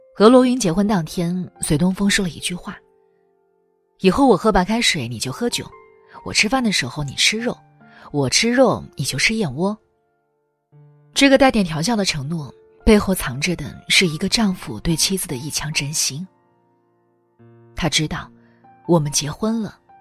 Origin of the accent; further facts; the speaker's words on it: China; 我们中国人